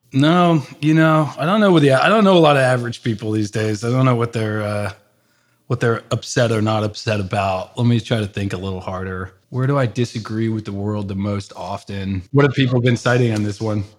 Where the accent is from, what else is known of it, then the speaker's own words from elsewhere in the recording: Bethesda, Maryland, United States; moved away as an adult; also born or lived in San Francisco Bay Area / New York; I grew up in the suburbs of Washington, D C, Bethesda, Maryland